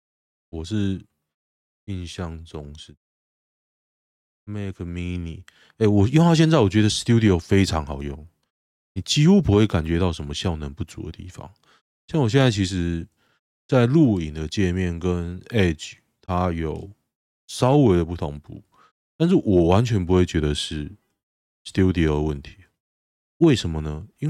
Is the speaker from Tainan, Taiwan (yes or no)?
no; Taoyuan, Taiwan; 像我老家在桃园市区一个老家，我爸妈住那边，我姐住那边，环境越来越糟